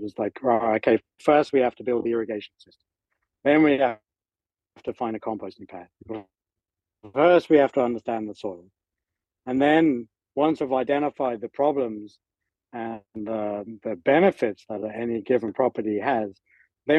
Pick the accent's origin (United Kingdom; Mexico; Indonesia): United Kingdom; England; moved away as an adult; also born or lived in Northern California; I was living over there with my mom, and being British